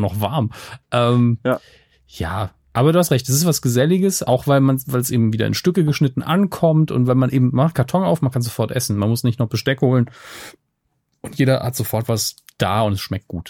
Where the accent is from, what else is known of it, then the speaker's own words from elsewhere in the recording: Germany; ich bin ja in der Nähe des Elsass groß geworden